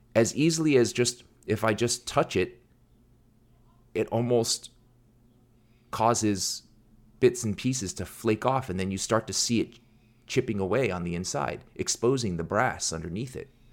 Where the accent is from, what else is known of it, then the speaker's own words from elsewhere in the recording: United States; I was born in America, and my parents didn't really do the best job teaching me to read or pronounce or speak Korean